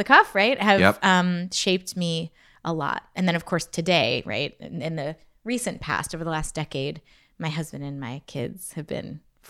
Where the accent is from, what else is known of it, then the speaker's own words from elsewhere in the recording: Pennsylvania, United States; I grew up in Pennsylvania, in Western Pennsylvania. I was born in Oil City, Pennsylvania.